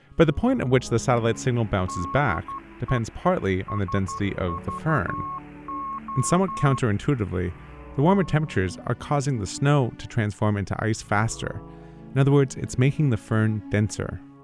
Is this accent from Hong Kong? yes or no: no; Canada; I'm Canadian